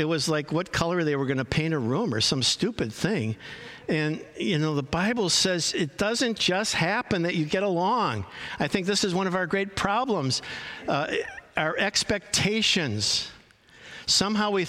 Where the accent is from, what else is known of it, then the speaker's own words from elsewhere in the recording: Chicago, Illinois, United States; I grew up in Chicago